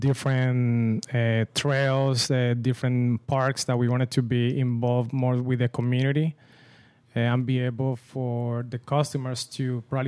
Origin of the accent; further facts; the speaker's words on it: Colombia; now in California, United States; I'm originally from Colombia